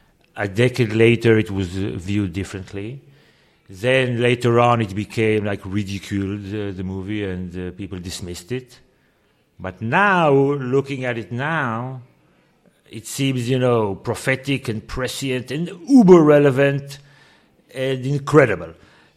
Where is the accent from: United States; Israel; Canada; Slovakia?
Israel; And I feel that the more I am away from Israel, the larger the gap becomes between my experience and your experience. And I feel that were I to go back tomorrow, it's a different country than it was before.